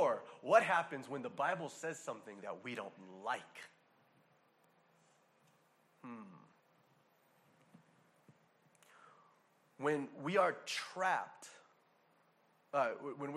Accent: Hawaii, United States; a person born and raised in Hawaii

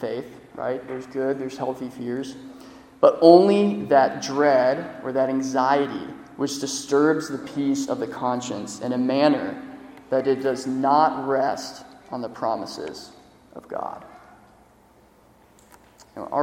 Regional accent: Florida, United States; I'm from Florida.

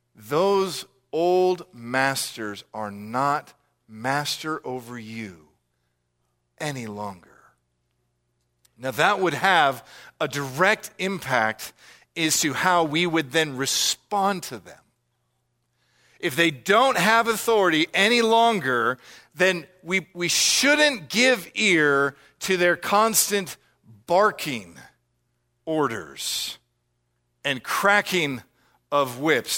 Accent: United States; us as American listeners

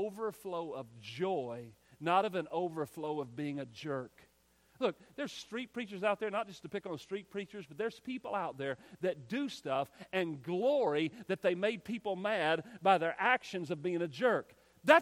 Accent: United States; we're American

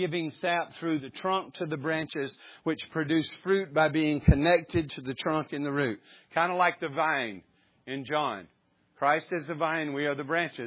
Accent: the South, United States; we grew up in the South we grew up around church or in church

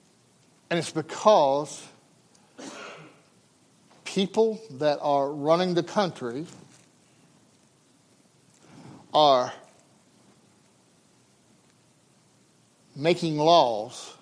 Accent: United States; as an American

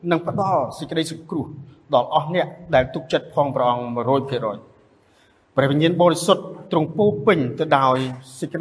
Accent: Cambodia; សញ្ជាតិរបស់ខ្លួនយើងជា ខ្មែរយើងជនជាតិខ្មែរយើងសញ្ជាតិក៏ខ្មែរដែរ

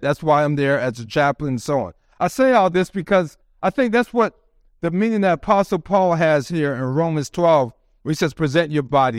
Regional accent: Maryland, United States; moved away as an adult; also born or lived in Twentynine Palms, California; now in San Diego, United States; We're from the East Coast in Maryland

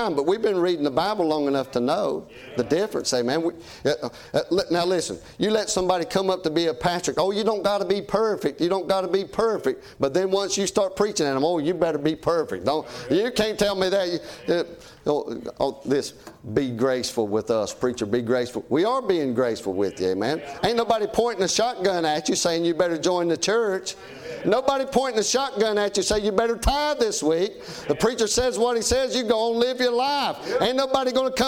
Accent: United States; I'm an American

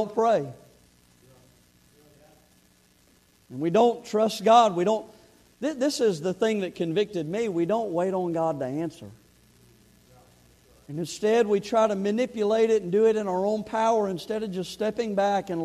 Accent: Kansas City, United States; we're from Kansas City area

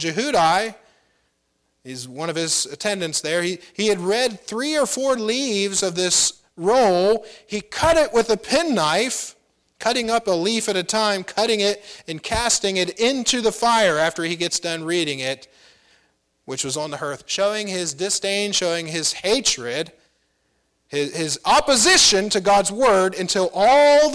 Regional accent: United States; I'm an American.

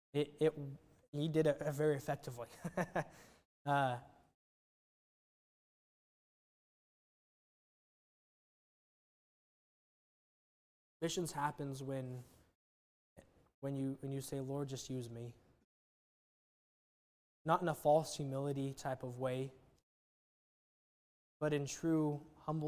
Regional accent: Wichita, Kansas, United States; moved away; born and raised in Wichita

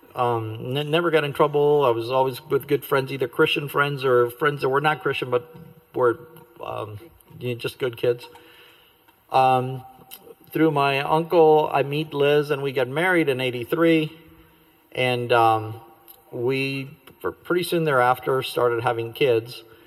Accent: Glendale, California, United States; also born or lived in Cuba / Sacramento, California; I grew up in the Glendale, California area

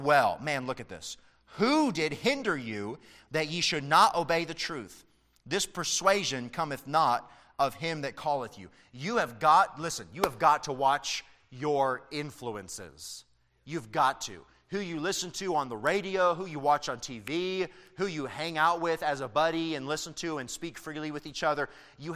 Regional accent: Tennessee, United States; where I grew up in Tennessee

